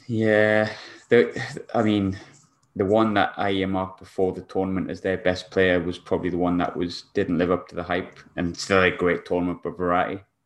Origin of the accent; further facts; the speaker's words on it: England, United Kingdom; I'm English